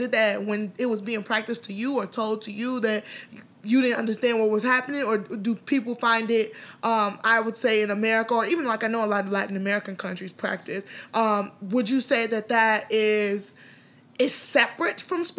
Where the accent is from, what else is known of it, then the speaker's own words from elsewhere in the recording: Nigeria; now in United States; I'm Nigerian